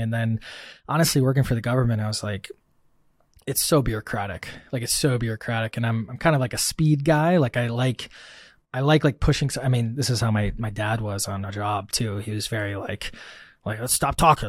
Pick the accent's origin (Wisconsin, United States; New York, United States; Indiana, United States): Wisconsin, United States; I grew up in Wisconsin in the, the Midwest and the States, um, farmland, you know, more cows than people